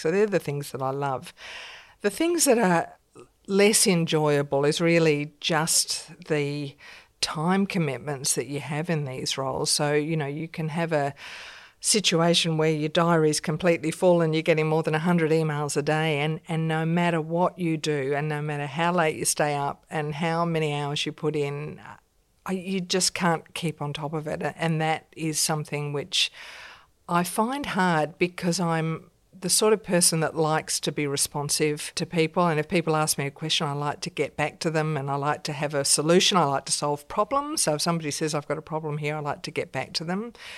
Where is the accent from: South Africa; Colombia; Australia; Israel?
Australia; also born or lived in London, United Kingdom; being an Australian in England